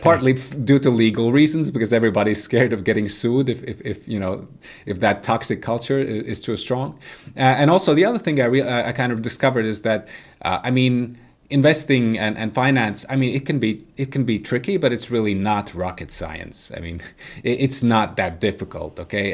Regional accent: Latvia; moved away as an adult; also born or lived in United States; I was raised, uh, in the Soviet Union, right? I, I was born in nineteen eighty-five, so, so, you know, I was born in Soviet Latvia.

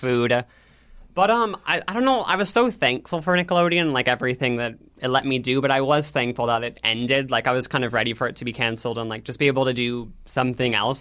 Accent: Nebraska, United States; I'm from Nebraska, a small town

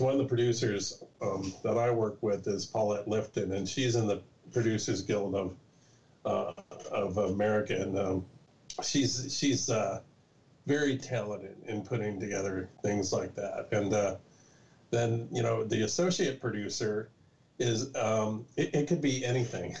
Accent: California, United States; I'm from California, born and bred

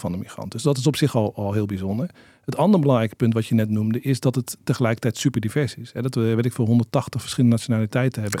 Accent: Rijswijk, South Holland, Netherlands; now in Amsterdam, Netherlands; Toen ik opgroeide in Rijswijk

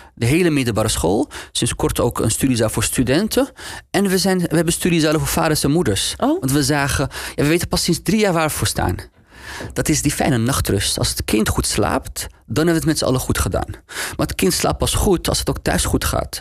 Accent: Amsterdam, North Holland, Netherlands; Hoe kom ik nou uit Nieuw-West, uit Geuzenveld, naar die hogeschool

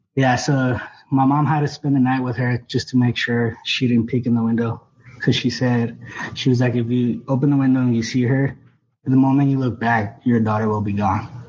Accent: Mexico; moved away; I'm originally from Mexico.

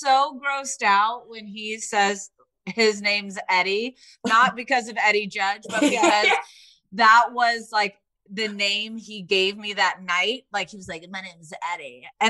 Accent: Indiana, United States; I grew up in Indiana. Like you know, it's not really the same.

